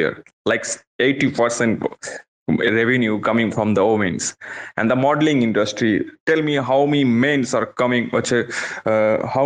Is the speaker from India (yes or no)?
yes; West Bengal, India; I'm from Bengal